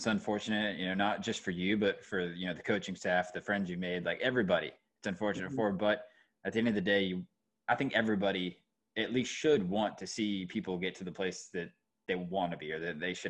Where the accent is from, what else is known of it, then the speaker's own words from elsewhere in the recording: Georgia, United States; moved away as an adult; now in North Carolina, United States; I went to University of Georgia and I grew up in Georgia. It was 2 hours away, but it was still home. You know, like I live in North Carolina now. I like North Carolina, but it won't ever be home.